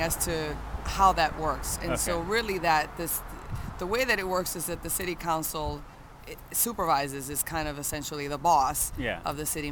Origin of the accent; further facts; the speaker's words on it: Worcester, Massachusetts, United States; I'm not from Boston. I'm from Worcester